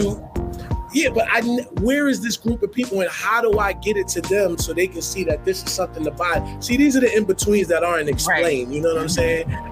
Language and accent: English; New York City, New York, United States; Where I'm from, I'm from Harlem. We, we weren't raised to copy